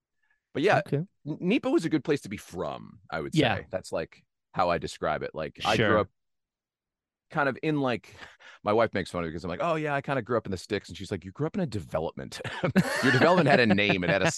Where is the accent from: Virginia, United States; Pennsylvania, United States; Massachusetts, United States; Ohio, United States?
Pennsylvania, United States; also born or lived in New Jersey; now in Los Angeles, United States; No, I was born in New Jersey, but don't hold that against me. And not too much longer after, I moved to Northeast Pennsylvania, a little town outside of Wilkes-Barre would be like the next biggest town.